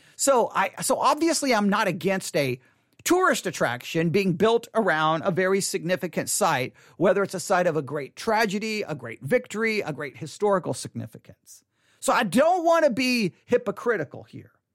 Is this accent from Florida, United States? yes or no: no; Texas, United States; I was born and raised in the state of Texas